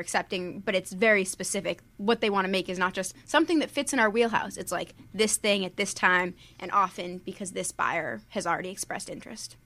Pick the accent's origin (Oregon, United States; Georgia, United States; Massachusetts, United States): Massachusetts, United States; Worcester; moved away as an adult; also born or lived in Pennsylvania; now in California, United States; I was born in Pennsylvania, but I'm from Massachusetts. I grew up in Massachusetts